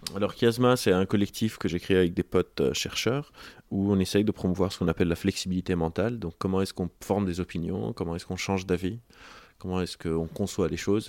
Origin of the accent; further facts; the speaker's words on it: Lebanon; moved away; j'ai grandi au Liban